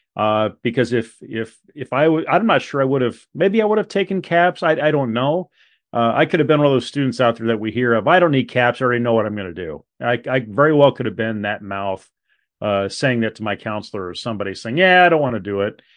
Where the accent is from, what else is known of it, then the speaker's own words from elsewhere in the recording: Webster City, Iowa, United States; growing up in Webster City, Iowa, uh, at that high school